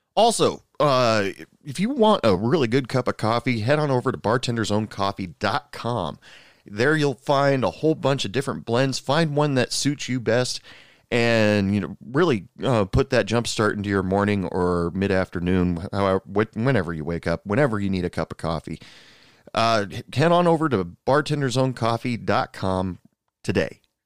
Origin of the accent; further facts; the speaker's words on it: Portland, United States; moved away as an adult; now in Odessa, United States; I'm originally from the Portland area